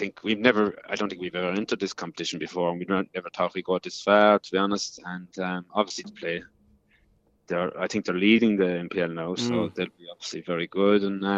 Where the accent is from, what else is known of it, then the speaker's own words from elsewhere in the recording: Ireland; now in Perth, Australia; being Irish